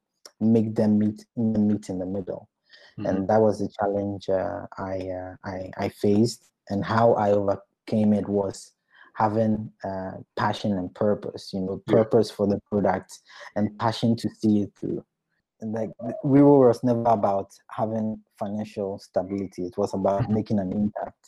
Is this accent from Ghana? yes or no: yes; Ghana; moved away; I come from Ghana